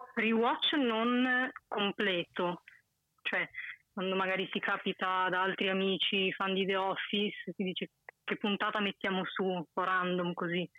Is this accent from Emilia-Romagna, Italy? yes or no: no; Mantua, Lombardy, Italy; sono da Mantova, nord